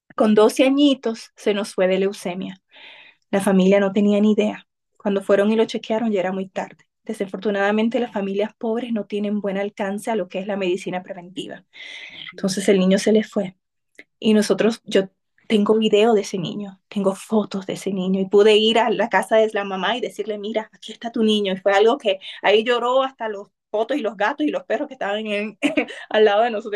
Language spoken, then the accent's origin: Spanish; Cotuí, Sánchez Ramírez, Dominican Republic; moved away; Cotuí es de donde soy, es mi pueblo